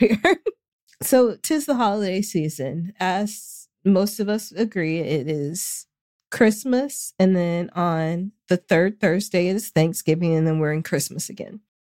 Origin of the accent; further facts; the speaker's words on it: the South, United States; I'm from the South